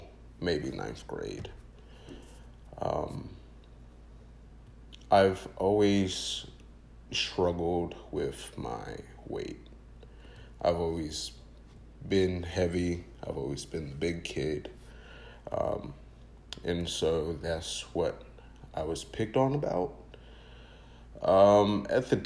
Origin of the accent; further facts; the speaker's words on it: North Carolina, United States; also born or lived in Queens, New York; I'm originally from Queens, New York, and so when I moved down here to North Carolina